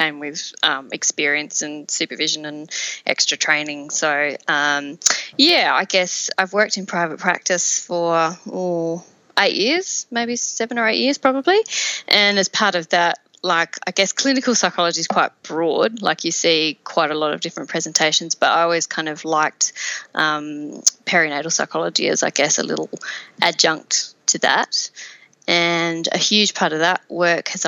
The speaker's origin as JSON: {"language": "English", "region": "Tasmania", "country": "Australia", "tie": "born or raised there", "moved": "as an adult", "lives_now": "St Kilda, Australia", "said": "I'm from Tasmania originally, so I grew up there and I went to uni there."}